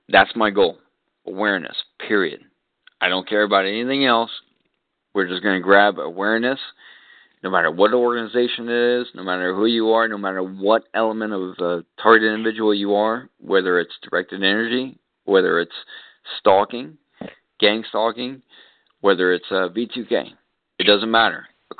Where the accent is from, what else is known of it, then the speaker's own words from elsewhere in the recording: Texas, United States; Obviously, I'm here. I'm in Florida. I'm from Texas.